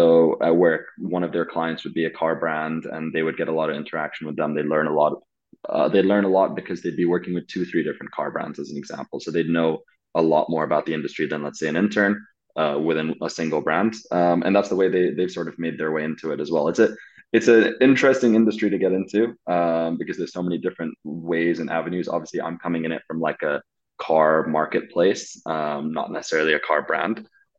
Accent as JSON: {"language": "English", "country": "Saudi Arabia", "tie": "born or raised there", "said": "for those of you that don't know, I grew up in Saudi Arabia, and being an expat in Saudi Arabia is very different to being a sort of regular person in Saudi Arabia"}